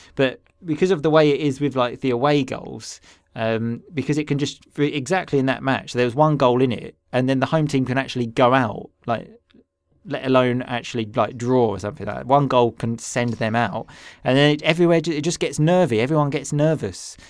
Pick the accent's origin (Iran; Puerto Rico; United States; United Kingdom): United Kingdom; England; we are two English boys